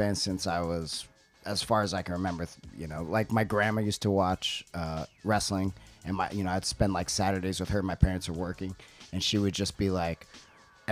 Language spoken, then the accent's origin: English; West Covina, California, United States; moved away as an adult; now in Tokyo, Japan; I grew up in West Covina, California. So it's like San Gabriel Valley